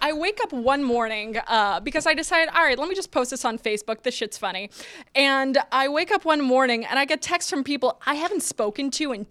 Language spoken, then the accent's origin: English; New Jersey, United States; accent: Polish; New Jersey. Like born and raised. Yeah, but if you're hearing an accent, it's Polish.